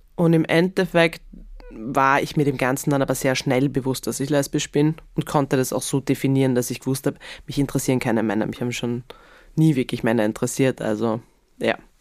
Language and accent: German; Graz, Styria, Austria; ich bin ja in Graz aufgewachsen